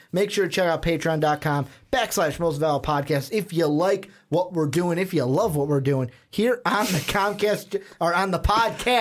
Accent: Chicago, Illinois, United States; The city we are from, the big market city we are from

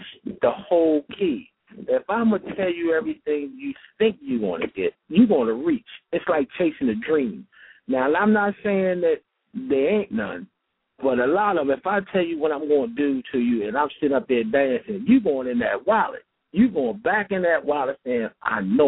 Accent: Philadelphia, Pennsylvania, United States; I'm from Philly. I'm born and raised in North Philly

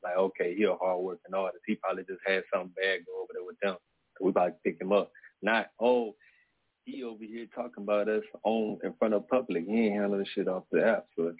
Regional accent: Baton Rouge, Louisiana, United States; now in California, United States; I'm from Baton Rouge, Louisiana

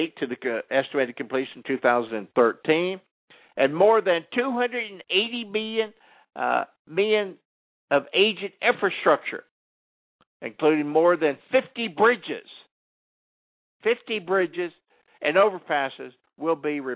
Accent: California, United States; my home state for a moment in California

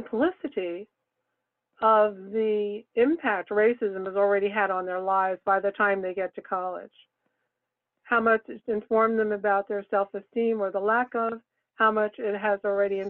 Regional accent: Brooklyn, New York, United States; moved away as an adult; also born or lived in Massachusetts; I was born and raised in Brooklyn, New York

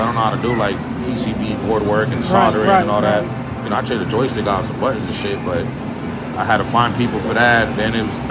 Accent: New York City, New York, United States; also born or lived in California; now in San Bernardino, United States; I'm originally from the Bronx. I'm from New York, but I've been in California for like almost 30 years

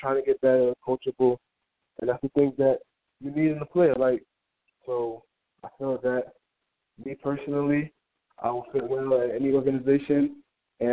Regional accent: Hartford, Connecticut, United States; growing up here, I mean, it wasn't that good. Like, it's a tough place to grow up

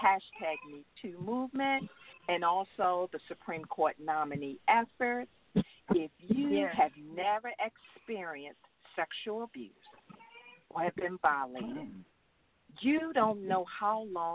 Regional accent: Baltimore, Maryland, United States; growing up in Lafayette Projects in East Baltimore in poverty had its challenges

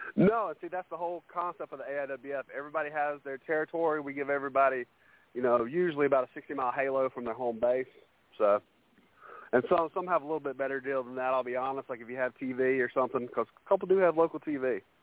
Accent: Carolina, United States; I'm a Carolina boy

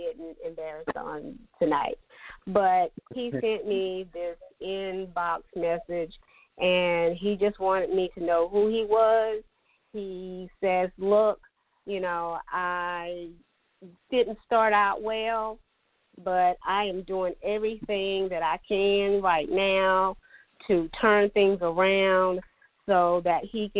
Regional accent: Latta, South Carolina, United States; I'm from Dillon County. I'm from Latta.

